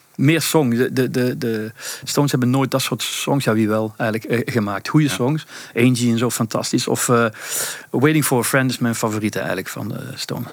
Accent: Belgium; also born or lived in Sittard, Netherlands; ik woon sinds mijn vierde in, eh, in België eigenlijk. Mhm. Dus ik heb Nederlandse roots. Ik ben in Sittard geboren, maar ik ik woon heel mijn leven wel hier in België

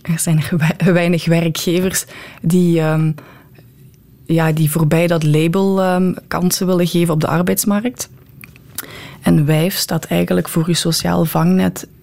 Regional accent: Bree, Flanders, Belgium; ik ben van Bree afkomstig

